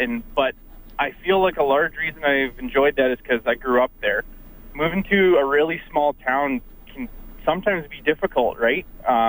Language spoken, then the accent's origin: English; Caroline, Alberta, Canada; also born or lived in Calgary; It's Caroline, just south of Rocky Mountain House there.